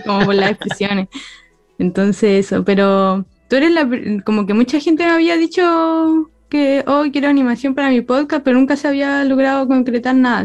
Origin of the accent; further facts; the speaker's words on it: La Serena, Coquimbo, Chile; yo soy de La Serena